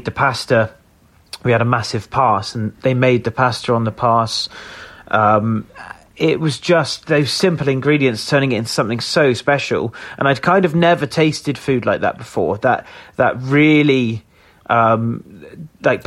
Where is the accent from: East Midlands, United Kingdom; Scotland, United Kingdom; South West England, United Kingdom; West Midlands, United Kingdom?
South West England, United Kingdom; Somerset; moved away as an adult; also born or lived in London; I grew up in Somerset, moved away quite quick when I was 18